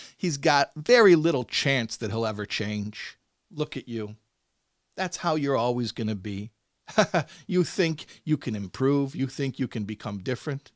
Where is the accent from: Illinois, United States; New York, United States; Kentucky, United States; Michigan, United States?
Illinois, United States; Chicago; I'm from Chicago